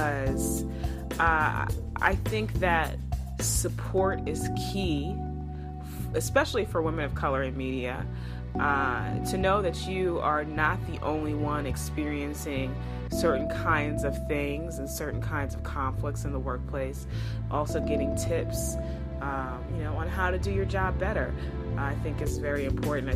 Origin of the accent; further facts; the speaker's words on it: Long Island, New York, United States; moved away as an adult; also born or lived in Brooklyn, New York / North Carolina; I am a New York native. I was born in Brooklyn and raised on Long Island